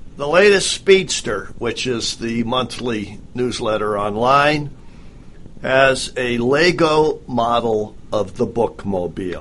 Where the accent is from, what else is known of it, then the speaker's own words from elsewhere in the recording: Midwest, United States; moved away; I grew up in the Midwest